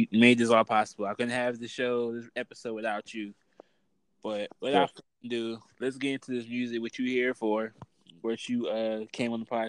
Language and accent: English; Norfolk, Virginia, United States; I'm from Norfolk.